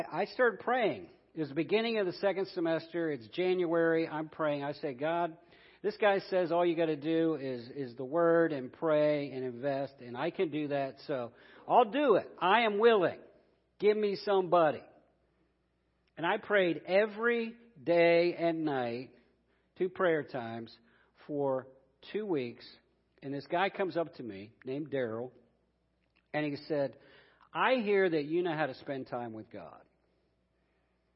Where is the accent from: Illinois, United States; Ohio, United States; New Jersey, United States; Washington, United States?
Ohio, United States; Columbus; I'm from Columbus, Ohio, so I'm a Buckeye